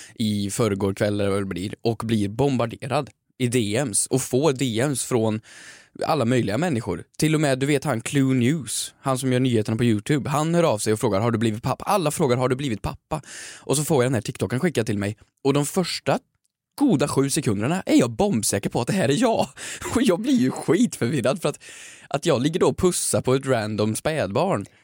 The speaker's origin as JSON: {"language": "Swedish", "region": "Värmland", "country": "Sweden", "said": "jag är lite äldre, jag kommer från Värmland"}